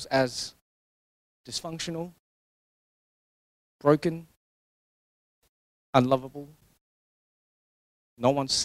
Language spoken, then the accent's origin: English; Singapore; growing up in Singapore